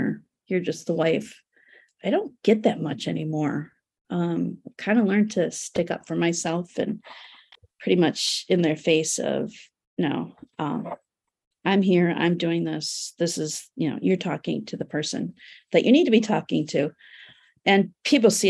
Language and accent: English; United States; also born or lived in Turkey; as an American and a woman